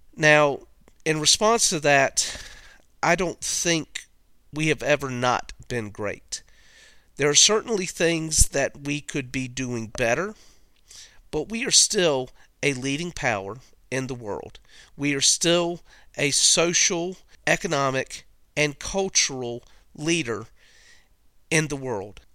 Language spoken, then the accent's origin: English; United States; as an American